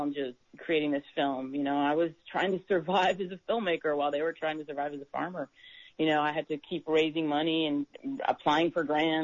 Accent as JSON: {"language": "English", "region": "New York", "country": "United States", "also_born_or_lived": "Buffalo, New York / Rochester, New York", "moved": "as an adult", "lives_now": "Los Angeles, United States", "said": "I'm from New York"}